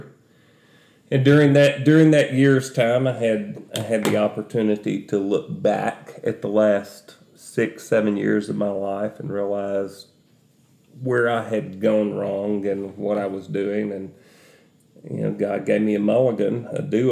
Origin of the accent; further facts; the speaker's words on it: Northeast Mississippi, United States; now in Union City; I grew up in Northeast Mississippi, and I was a preacher's kid